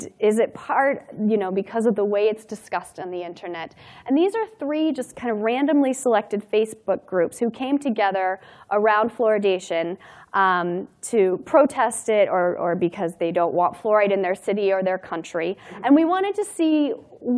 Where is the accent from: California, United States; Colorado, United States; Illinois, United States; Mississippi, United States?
Colorado, United States; Durango; My hometown in Durango, Colorado